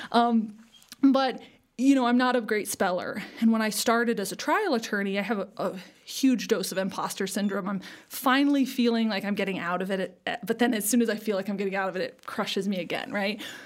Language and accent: English; Seward, Alaska, United States; now in Denver, United States; I grew up in Alaska, a small town on the southern coast of Alaska called Seward